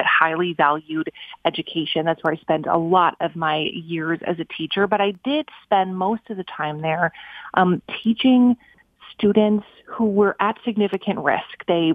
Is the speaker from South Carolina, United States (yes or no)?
no; Minnesota, United States; moved away as an adult; I wanted to move back to my hometown in Minnesota